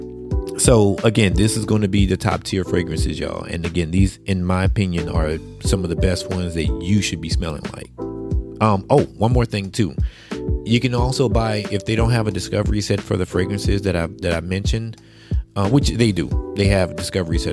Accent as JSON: {"language": "English", "town": "Plaquemine", "region": "Louisiana", "country": "United States", "said": "I'm from Plaquemine, which is not too far from Baton Rouge"}